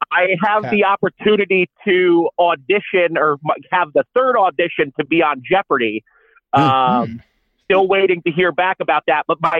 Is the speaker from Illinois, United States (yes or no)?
no; upstate New York, United States; I'm from upstate New York.